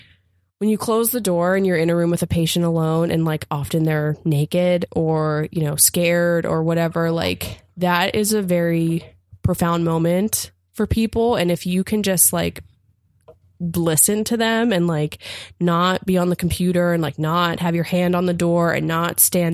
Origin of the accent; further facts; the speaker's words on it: Appalachia, United States; and I'm from Appalachia, and like I was raised in a, you know, town of poverty